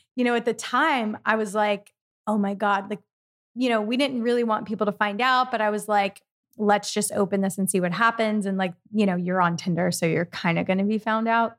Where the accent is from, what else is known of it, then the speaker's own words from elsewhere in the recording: East Coast, United States; I'm from the East Coast also